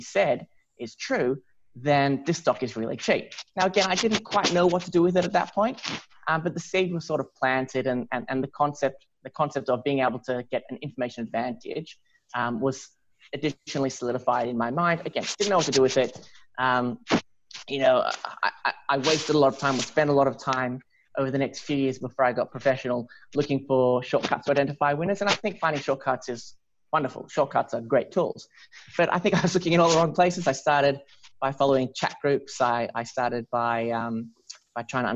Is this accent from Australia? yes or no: yes; Melbourne, Victoria, Australia; I grew up in Melbourne